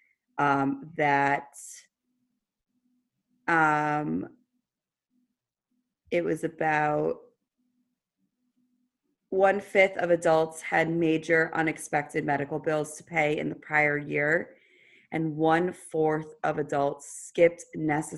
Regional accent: New York City, New York, United States; I was from the Upper East Side of Manhattan. I was raised by a single parent

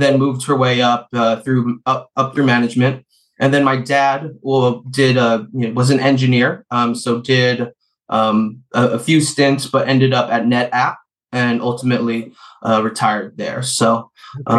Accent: San Francisco, California, United States; i was born and raised in the beautiful city of san francisco uh very luckily uh grew up out by the beach ocean beach

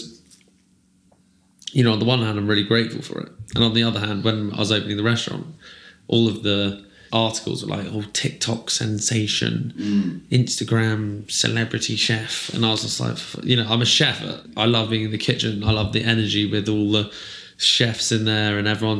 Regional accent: Herefordshire, West Midlands, United Kingdom; I grew up in Herefordshire and I was around like farming day to day

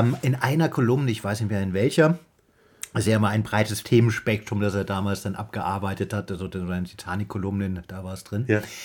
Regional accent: Saarland, Germany; ich bin bin ja auch im Saarland aufgewachsen

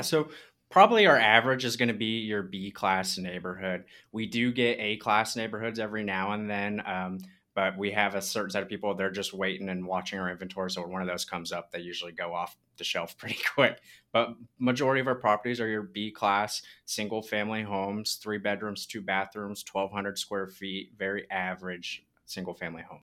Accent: Southern California, United States; now in Birmingham, United States; I'm originally from Southern California too

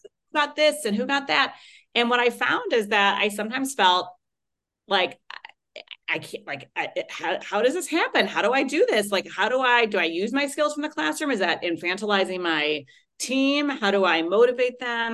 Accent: Chicago, Illinois, United States; my hometown of chicago

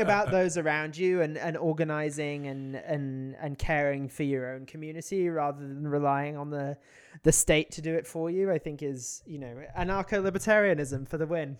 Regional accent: United Kingdom; now in United States

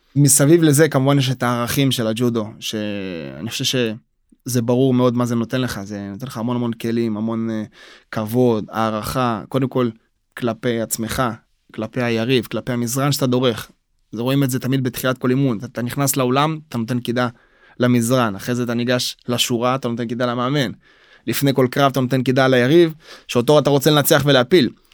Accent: Israel; also born or lived in Soviet Union; בגיל תשעה חודשים אני עולה לארץ

